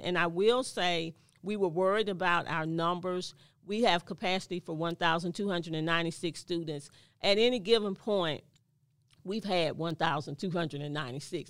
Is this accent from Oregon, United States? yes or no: no; Mobile, Alabama, United States; born and raised in Mobile, Alabama